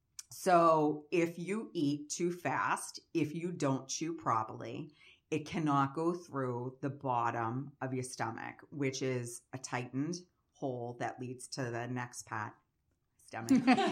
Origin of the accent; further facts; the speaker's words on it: Massachusetts, United States; I'm from Massachusetts.